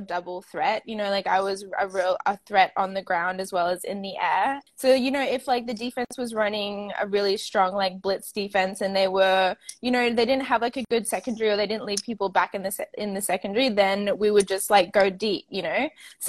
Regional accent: Australia; moved away as an adult; also born or lived in Atlanta, Georgia; I'm obviously Australian

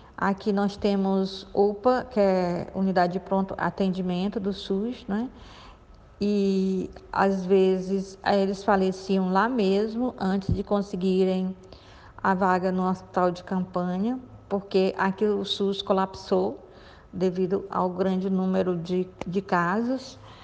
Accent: Piauí, Brazil; eu morava num bairro bem pobre, né? lá no, no Piauí, não é? que foi onde eu nasci.

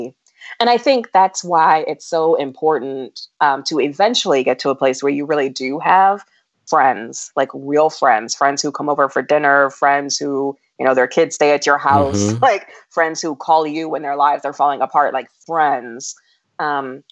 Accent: United States; as an African American

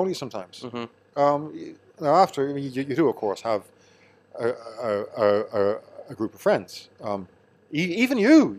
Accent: County Meath, Ireland; No, I'm from Meath.

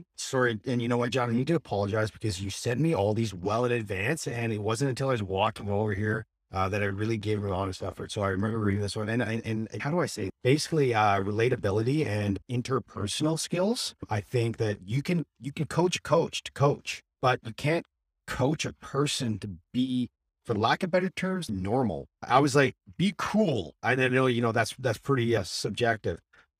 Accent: Vancouver, British Columbia, Canada; also born or lived in Saskatchewan, Canada; I'm from Vancouver.

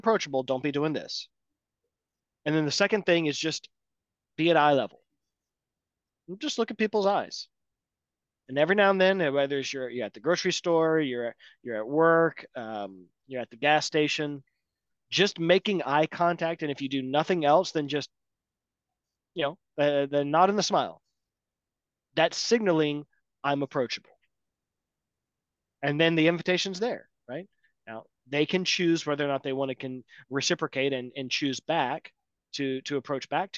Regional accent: Atlanta, Georgia, United States; I'm from Atlanta

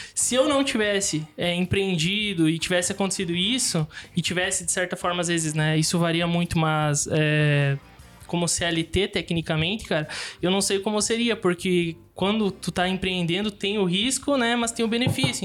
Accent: Xanxerê, Santa Catarina, Brazil; moved away as an adult; also born or lived in São Domingos / Caxias do Sul / Erechim; now in Chapecó, Brazil; Aí voltei pra Xanxerê e cresci minha vida inteira ali

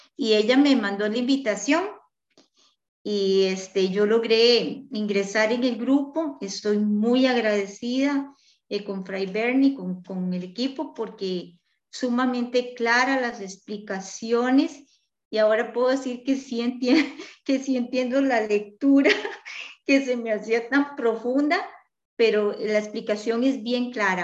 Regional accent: Costa Rica; Soy de Costa Rica

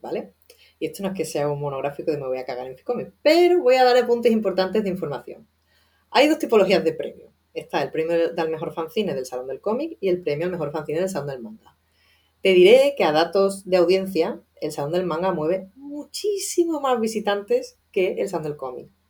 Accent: Seville, Andalusia, Spain; yo soy sevillana, vengo de un entorno muy conservador

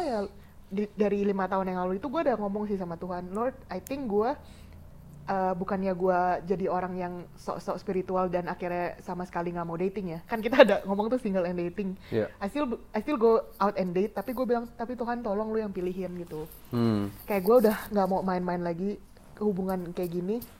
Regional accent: Indonesia; moved away as an adult; also born or lived in Australia; negara gue which is adalah Indonesia

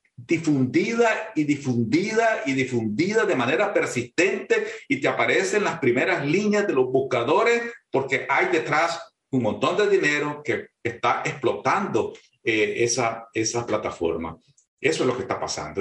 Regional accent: Nicaragua

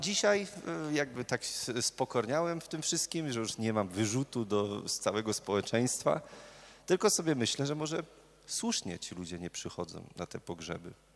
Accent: Murowana Goślina, Greater Poland, Poland; moved away as an adult; now in Poznań, Poland; ja pochodzę z murowanej gośliny

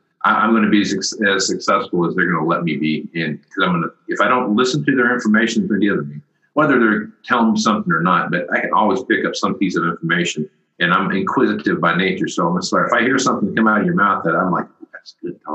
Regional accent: Wichita, Kansas, United States; That's my hometown, or near my hometown, Wichita, Kansas

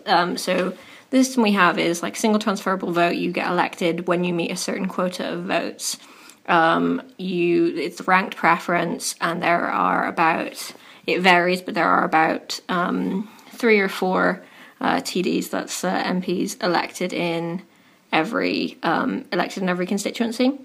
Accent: Dublin, Leinster, Ireland; now in United Kingdom; I'm from Dublin originally

